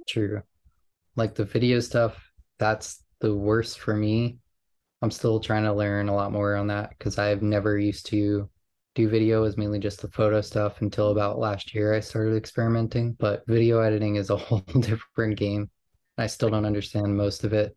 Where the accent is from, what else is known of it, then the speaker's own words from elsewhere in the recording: New York, United States; growing up in New York